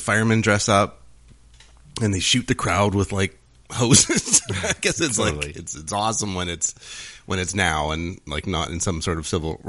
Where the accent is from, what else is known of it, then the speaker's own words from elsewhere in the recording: Canada; also born or lived in Osoyoos, British Columbia; because we're Canadian.